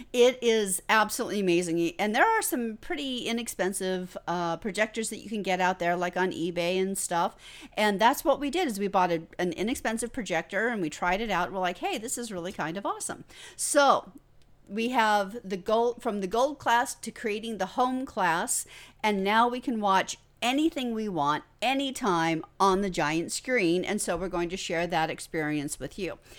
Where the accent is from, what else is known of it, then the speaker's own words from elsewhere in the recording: United States; now in Australia; I'm originally from the United States.